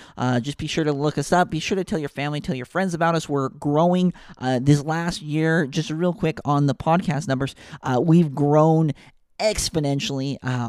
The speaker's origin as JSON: {"language": "English", "town": "Ogden", "region": "Utah", "country": "United States", "tie": "born or raised there", "said": "I grew up in Ogden, Utah."}